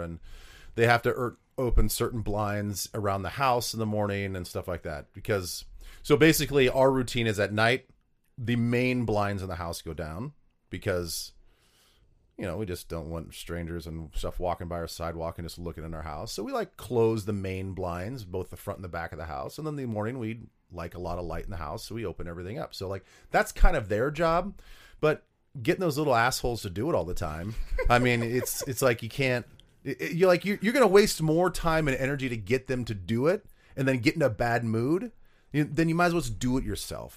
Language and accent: English; Vermillion, South Dakota, United States; moved away as an adult; my hometown of Vermillion